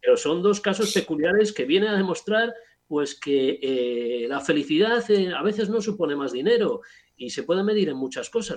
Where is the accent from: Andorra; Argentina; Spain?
Spain; Bilbao, Basque Country; moved away as an adult; now in Santiago de Compostela, Spain; soy natural de Bilbao